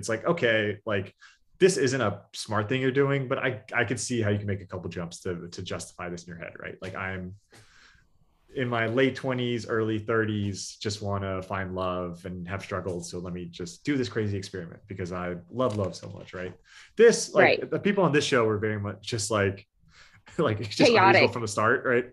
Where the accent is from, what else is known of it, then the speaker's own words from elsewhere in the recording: California, United States; we're all from California